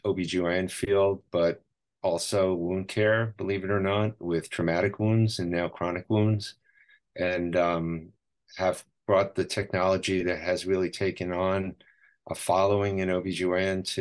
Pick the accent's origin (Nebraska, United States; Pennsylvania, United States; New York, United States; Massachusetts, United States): New York, United States; moved away as an adult; now in Southern California, United States; I'm originally from New York